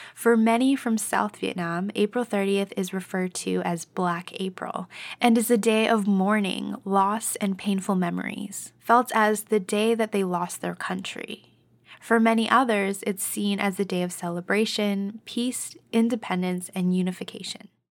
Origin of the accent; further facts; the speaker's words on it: Canada; I was born and raised here in Canada